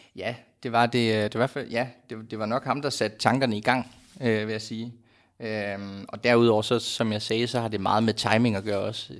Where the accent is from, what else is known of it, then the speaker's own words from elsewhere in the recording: Aalborg, North Denmark Region, Denmark; now in Copenhagen, Denmark; da jeg var hjemme i Aalborg